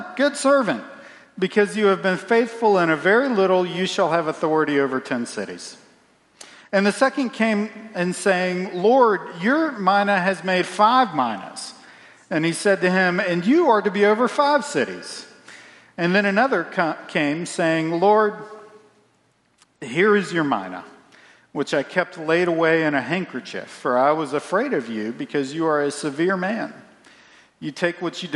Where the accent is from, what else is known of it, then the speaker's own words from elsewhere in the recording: Central Virginia, United States; I grew up in Central Virginia